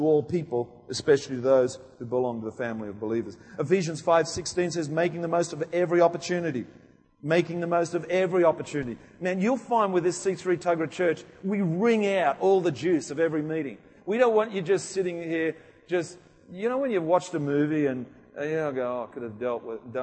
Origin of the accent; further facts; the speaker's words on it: United Kingdom; moved away; I come from England, Wales